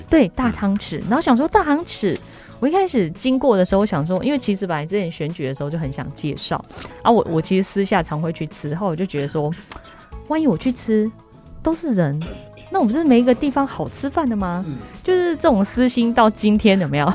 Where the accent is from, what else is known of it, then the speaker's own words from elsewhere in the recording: Taichung, Taiwan; 我们台中